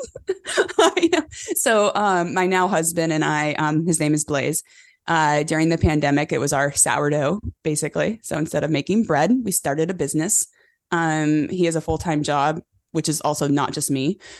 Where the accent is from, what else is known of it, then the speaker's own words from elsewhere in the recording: California, United States; born and raised in California on a cattle ranch